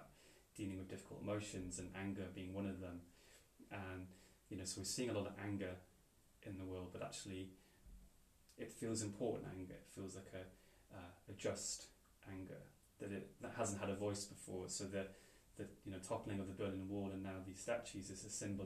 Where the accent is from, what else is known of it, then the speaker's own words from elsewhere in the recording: Wales, United Kingdom; growing up in Wales